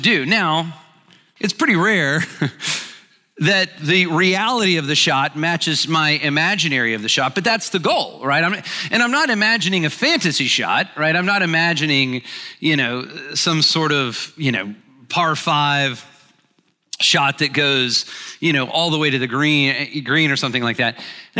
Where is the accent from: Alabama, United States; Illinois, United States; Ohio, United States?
Alabama, United States; moved away as an adult; also born or lived in Birmingham, Alabama; now in Atlanta, United States; I grew up in Alabama. I live here, obviously, in Atlanta now